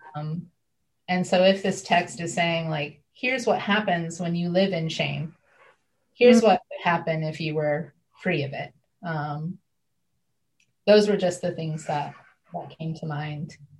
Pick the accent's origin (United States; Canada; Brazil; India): United States; Northeast Ohio; I was raised in Northeast Ohio